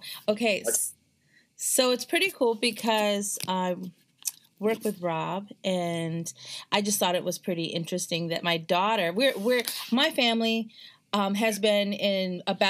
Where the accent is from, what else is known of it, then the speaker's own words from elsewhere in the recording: Wisconsin, United States; I made my mom get on a subway. We're from Wisconsin originally, so we got on the subway